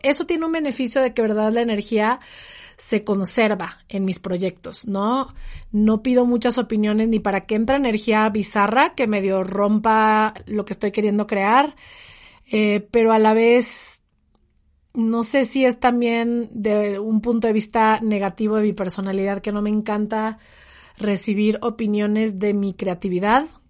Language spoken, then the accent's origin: Spanish; Mexico; en el mundo, en mi país